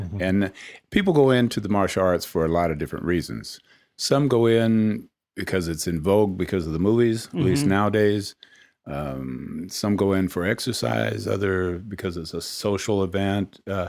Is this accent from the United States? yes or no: yes; Oakland, California, United States; also born or lived in Salinas / Richmond; I grew up in Oakland, Salinas, Richmond. My father was in the military, and you know, those were some pretty rough places.